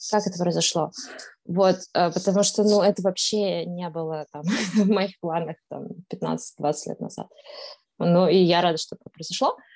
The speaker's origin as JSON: {"language": "Russian", "region": "Astana", "country": "Kazakhstan", "tie": "born or raised there", "also_born_or_lived": "Moscow, Russia", "moved": "yes", "lives_now": "Amsterdam, Netherlands", "said": "А до этого в Москве я прожила 8 лет, а до этого я, собственно, родилась и жила в Казахстане, в Астане, которая сейчас Нур-Султан."}